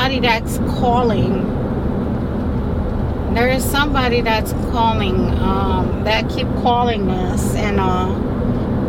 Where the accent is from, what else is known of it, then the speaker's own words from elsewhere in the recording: Haiti; moved away; I was born in Haiti